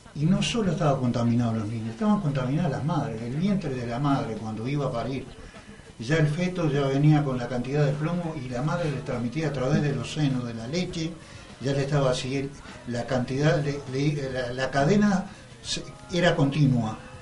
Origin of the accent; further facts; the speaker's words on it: Montevideo, Uruguay; yo soy de La Teja, soy de izquierda, soy un obrero